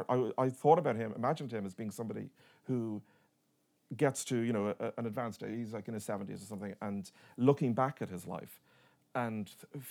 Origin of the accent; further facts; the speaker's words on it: Dublin, Leinster, Ireland; where I grew up in Dublin, my neighbour on one side was the parish priest